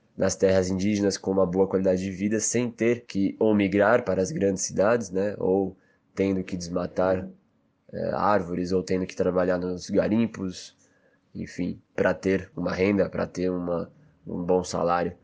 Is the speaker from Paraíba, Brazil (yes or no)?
no; São Paulo, Brazil; Eu sou natural de São Paulo, cresci e, enfim, passei toda a minha juventude no estado de São Paulo